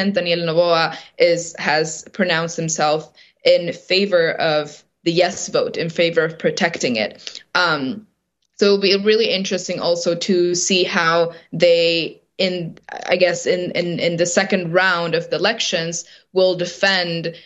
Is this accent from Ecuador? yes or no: yes; Sarayaku, Ecuadorian Amazon, Pastaza, Ecuador; I grew up in Sarayaku, which is a community here in the Ecuadorian Amazon